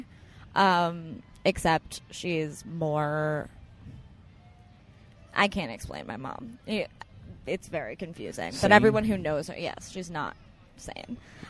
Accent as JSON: {"language": "English", "town": "New York City", "region": "New York", "country": "United States", "tie": "born or raised there", "said": "I grew up in Alphabet City."}